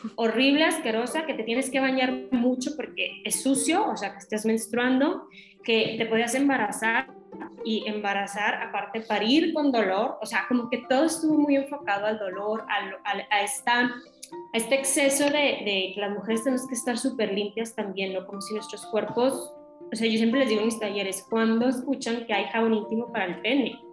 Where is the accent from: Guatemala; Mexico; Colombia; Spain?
Mexico; Torreón, Coahuila; Yo soy de Torreón, Coahuila, entonces es también acá en el norte y es como una ciudad chica